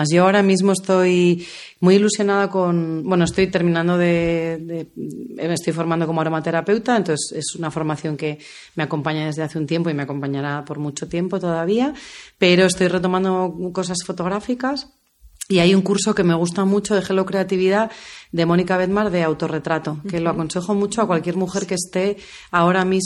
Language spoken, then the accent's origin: Spanish; Germany; yo se supone que soy la creativa loca, tal, tal, tal, y soy una alemana friki